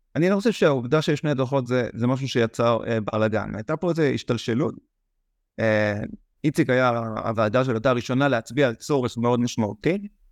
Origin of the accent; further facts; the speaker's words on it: Israel; אנחנו ישראלים